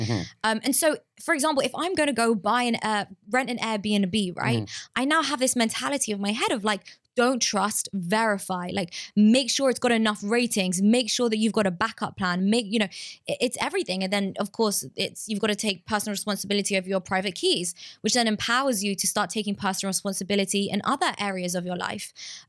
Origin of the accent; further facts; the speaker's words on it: England, United Kingdom; So like I'm Jewish, I'm from England